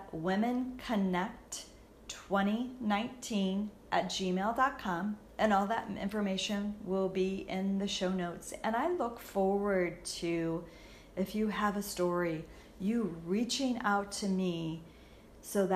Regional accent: St. Louis, Missouri, United States; I'm from the St. Louis area

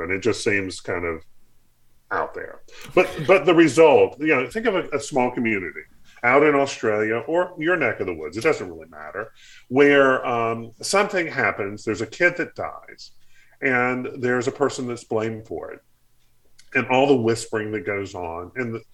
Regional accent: the South, United States; I grew up in the South. I grew up uh, in a church environment, and so this certainly speaks to me.

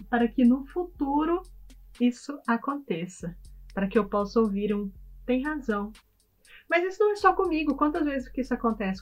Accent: Goiânia, Goiás, Brazil; moved away as an adult; now in London, United Kingdom; nós somos de, nós somos de Goiás, Goiânia

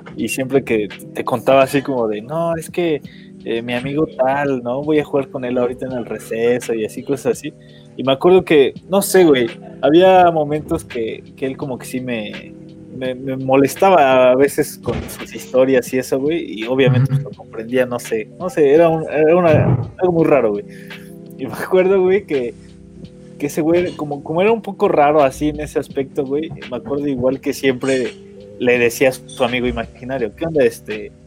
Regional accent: Tlaxcala, Mexico; soy de Tlax, güey, de Tlaxcala.

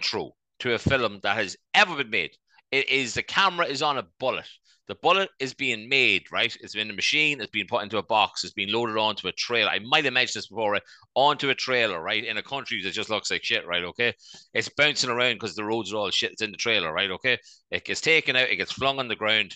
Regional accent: Ireland; our lovely country

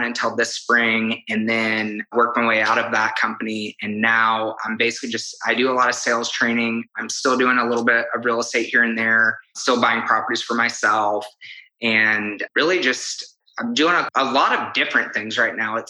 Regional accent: Kansas, United States; moved away as an adult; also born or lived in Texas; now in Oklahoma City, United States; originally from Kansas and I moved to Oklahoma City in 2012

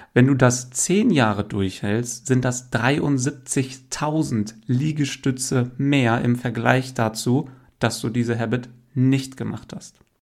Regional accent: Hameln, Lower Saxony, Germany; now in Hanover, Germany; ich bin in Hameln aufgewachsen

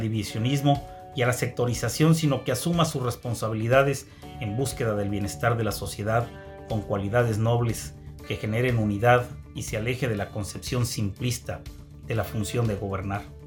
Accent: Querétaro, Mexico; las y los queretanos nos cuidamos

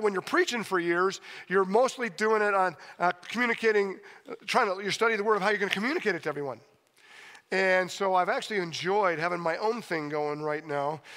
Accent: Steamboat Springs, Colorado, United States; I love being in Steamboat. Uh, it's my hometown. I graduated from high school here

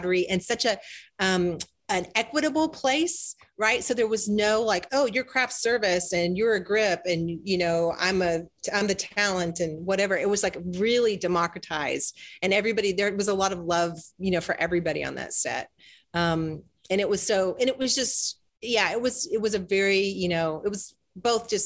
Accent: Idaho, United States; I'm from Idaho.

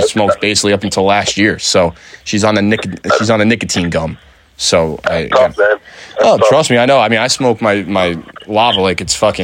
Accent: Totowa, New Jersey, United States; I grew up in Totowa, next to Little Falls.

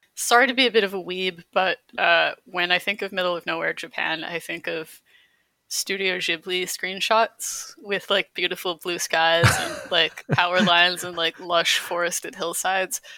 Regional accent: Calgary, Alberta, Canada; moved away as an adult; also born or lived in Baguio City, Philippines / Halifax; I grew up in Calgary

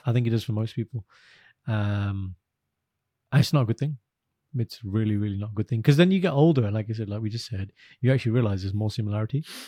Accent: United Kingdom; I'm British, I live here, I support England.

